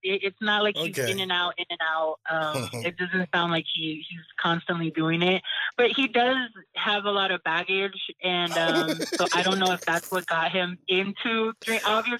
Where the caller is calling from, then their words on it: Bay Area, California, United States; I'm calling from the Bay Area in California.